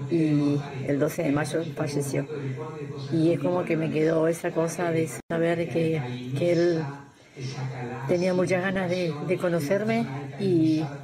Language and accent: Spanish; La Plata, Buenos Aires Province, Argentina; soy de La Plata.